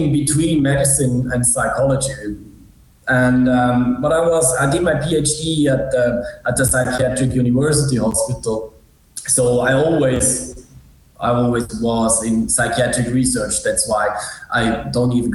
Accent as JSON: {"language": "English", "country": "Switzerland", "also_born_or_lived": "Zurich", "said": "I'm from Switzerland"}